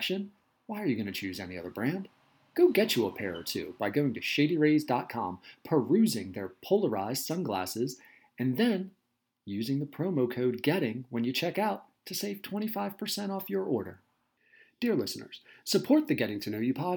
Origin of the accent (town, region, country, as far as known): Southern Delaware, United States; born or raised there